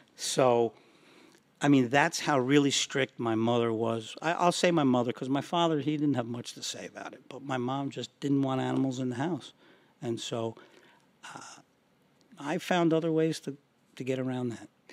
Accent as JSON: {"language": "English", "town": "Yonkers", "region": "New York", "country": "United States", "tie": "born or raised there", "also_born_or_lived": "Somers, New York", "said": "Growing up in Yonkers, not being allowed to have a dog"}